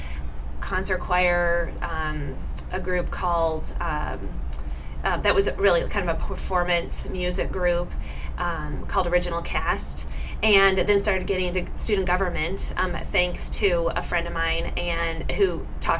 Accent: Neenah, Wisconsin, United States; also born or lived in Washington, D.C.; I was born in Washington, D.C., and our family moved to Neenah, Wisconsin, when I was about 2.5 years old

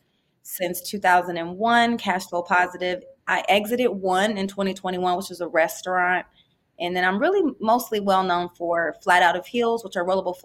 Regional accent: Columbus, Ohio, United States; I'm from Columbus, Ohio, and seen a lot of entrepreneurs, both legal and illegal, around

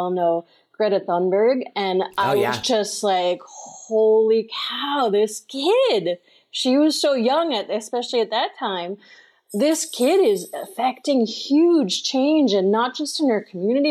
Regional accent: Long Island, New York, United States; now in Maine, United States; I grew up in New York on Long Island

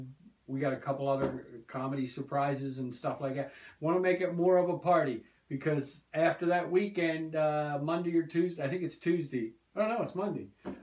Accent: Leesburg, New Jersey, United States; Sharon, I grew up with down in Leesburg, New Jersey.

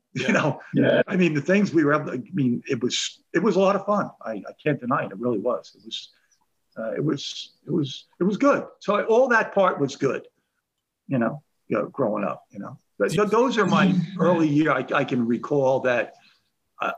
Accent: Woodbridge Township, New Jersey, United States; growing up in Woodbridge Township

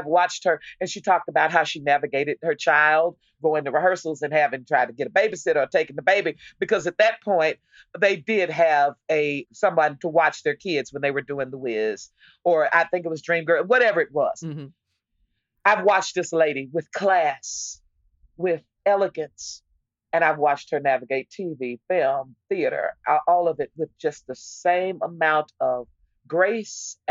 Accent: Texas, United States; I was from Texas

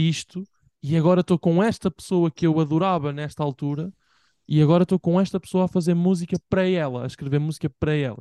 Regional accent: Bragança, Bragança District, Portugal; moved away; em Bragança, tipo, a minha terra

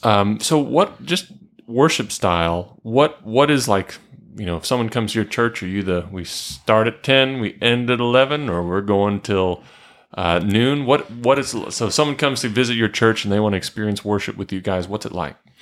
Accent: Marietta, Georgia, United States; I grew up in Marietta, home of the big chicken

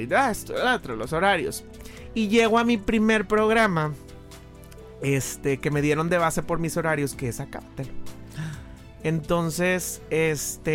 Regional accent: Monclova, Coahuila, Mexico; moved away as an adult; also born or lived in Saltillo / Mexico City / Monterrey; Yo soy de Monclova, nací en Monclova

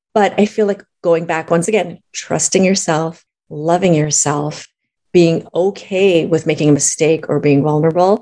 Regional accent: Minneapolis, Minnesota, United States; moved away as an adult; also born or lived in Boston, United States / Los Angeles, United States; I grew up in Minneapolis, Minnesota my parents immigrated from China

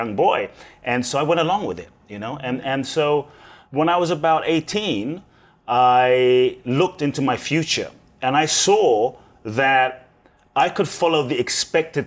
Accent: London, United Kingdom; also born or lived in Ghana; I was born in Ghana, West Africa. My father's from Ghana, my mother's Japanese. I grew up in London

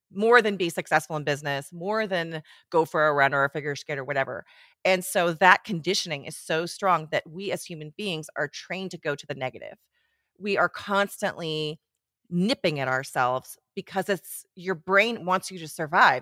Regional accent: Switzerland; moved away as an adult; also born or lived in Portland, Oregon; now in Bend, United States; I grew up in Switzerland

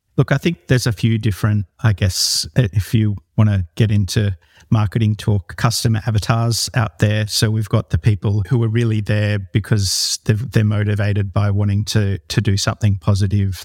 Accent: New South Wales, Australia; I grew up in the Northern Rivers region of New South Wales, where I still live

